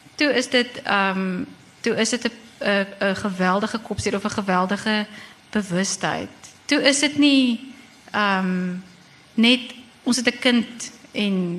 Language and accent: Afrikaans; Bloemfontein, Free State, South Africa; moved away as an adult; also born or lived in Stellenbosch / East London / Cape Town; het ek groot geword in Bloemfontein